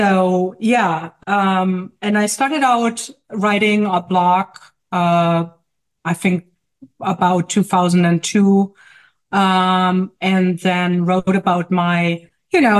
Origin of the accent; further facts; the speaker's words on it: Germany; moved away as an adult; now in Jersey City, United States; As you may hear from my accent, I may live in Jersey City, in New Jersey. But I'm actually from Germany. I only lived for 10 years in the U.S.